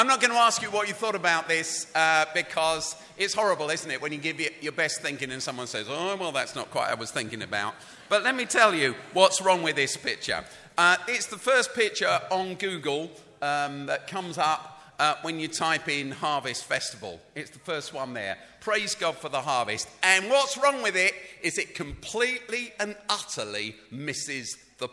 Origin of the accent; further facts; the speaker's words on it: London, United Kingdom; I grew up in London. I grew up in the city.